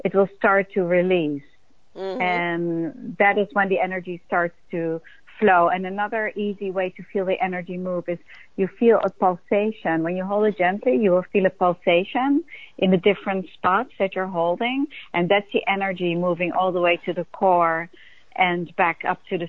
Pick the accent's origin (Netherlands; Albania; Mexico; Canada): Netherlands; moved away as an adult; also born or lived in New York, United States; I came from Holland at 18 to be a dancer in New York